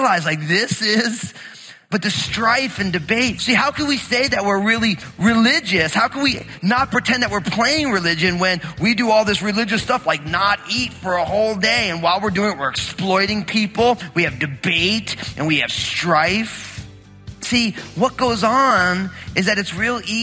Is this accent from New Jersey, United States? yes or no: yes; New Jersey, United States; moved away; also born or lived in Southern Oregon; growing up in New Jersey